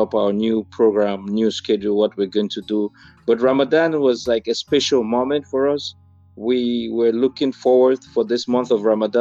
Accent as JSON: {"language": "English", "country": "Cameroon", "moved": "as an adult", "lives_now": "Istanbul, Turkey", "said": "I'm from Cameroon and I am a diplomat."}